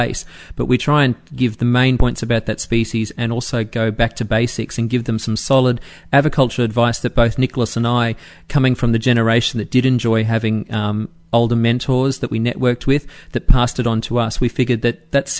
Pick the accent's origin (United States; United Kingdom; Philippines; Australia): Australia; Brisbane, Queensland; my hometown of Brisbane